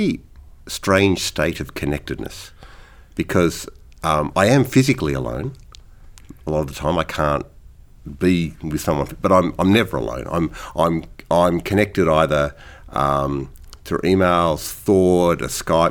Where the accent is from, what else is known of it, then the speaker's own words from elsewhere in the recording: Sydney, New South Wales, Australia; moved away; I grew up playing in Sydney